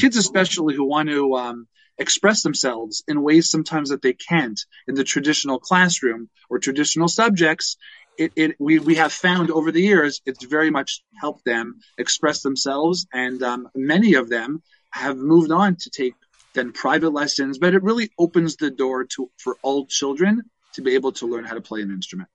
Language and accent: English; Toronto, Ontario, Canada; I grew I grew up in Toronto